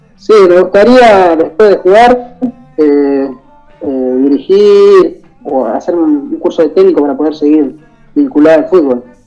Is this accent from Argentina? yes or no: yes; Rosario, Santa Fe, Argentina; yo soy acá de Rosario